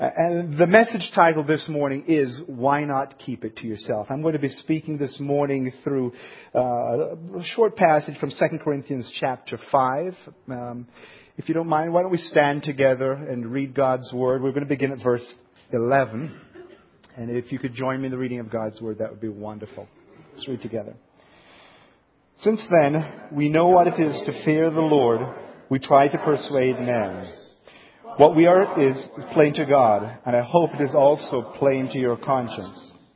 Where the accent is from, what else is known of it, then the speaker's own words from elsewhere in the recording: Jamaica; accent: southern accent; now in Ohio, United States; I grew up in Jamaica